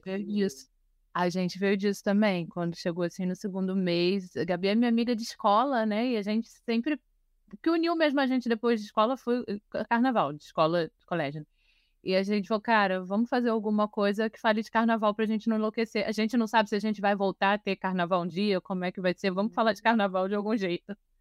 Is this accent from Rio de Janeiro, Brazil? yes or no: yes; Rio de Janeiro, Brazil; Eu sou nascida e criada em Vila Isabel